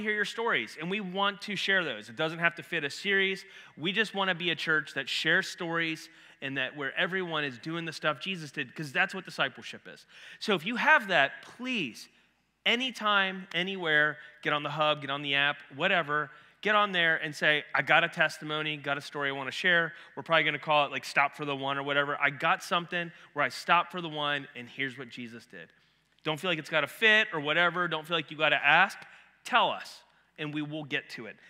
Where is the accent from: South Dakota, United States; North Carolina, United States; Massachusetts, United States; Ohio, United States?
Ohio, United States; moved away; I'm from Ohio